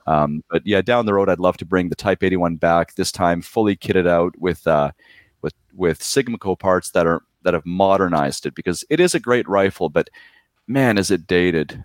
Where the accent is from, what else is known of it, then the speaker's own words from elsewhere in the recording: Poland; now in Surrey, Canada; I was born in Poland